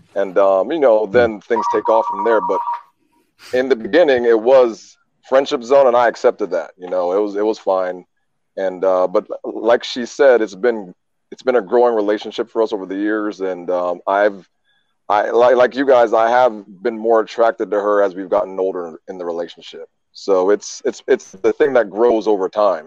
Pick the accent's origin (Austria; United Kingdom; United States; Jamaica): Jamaica; I was born in Jamaica.